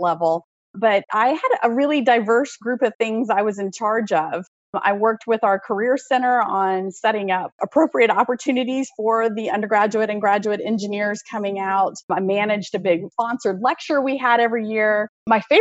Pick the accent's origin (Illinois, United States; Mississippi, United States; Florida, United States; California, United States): Mississippi, United States; Oxford; moved away as an adult; also born or lived in North Carolina / Pennsylvania / Tennessee; I grew up in the American South, actually went to junior high and high school in Oxford, Mississippi